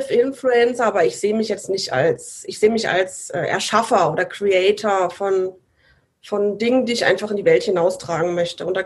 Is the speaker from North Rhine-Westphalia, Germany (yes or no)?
no; Saarland, Germany; also born or lived in Rhineland-Palatinate / Baden-Württemberg; also ich bin geboren in Rheinland-Pfalz und aufgewachsen äh, im Saarland und in Baden-Württemberg.